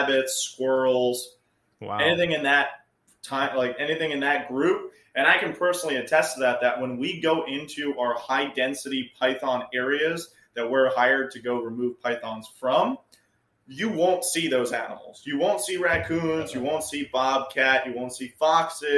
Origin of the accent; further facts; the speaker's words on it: New York, United States; moved away as an adult; now in South Florida, United States; where I grew up in New York, we have these Italian wall lizards